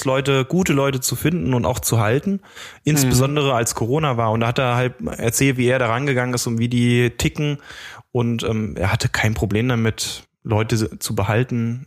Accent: Germany; als Deutscher

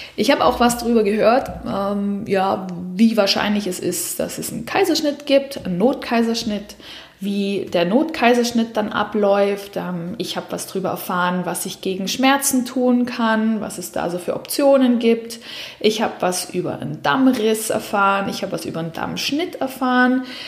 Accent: Southern Germany, Germany; now in Switzerland; Ich komme aus dem Süden Deutschlands

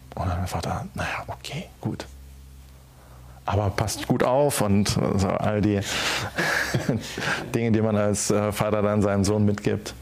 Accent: Schneebergerhof, Rhineland-Palatinate, Germany; auf dem Schneeberger Hof, äh, meinem Heimatort

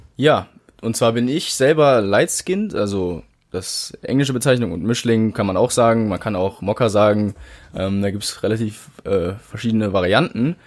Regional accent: Germany; seit 19, 18 Jahren bin ich hier in Deutschland aufgewachsen

